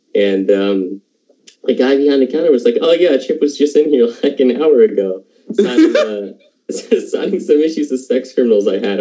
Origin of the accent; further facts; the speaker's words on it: Halifax, Nova Scotia, Canada; I'm from Halifax